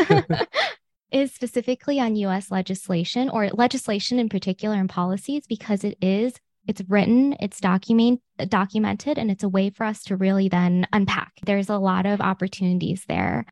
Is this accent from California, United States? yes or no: yes; Westminster, California, United States; I grew up in Little Saigon, the Little Saigon community in Orange County, California in particular